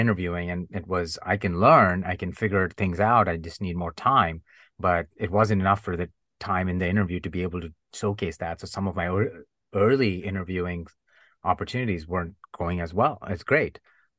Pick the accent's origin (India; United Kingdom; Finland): India; accent: Indian; English is a second language; And I truly masked myself. I unlearned my Indian accent. I would make fun of the Indian accent. I would make jokes about my own culture to fit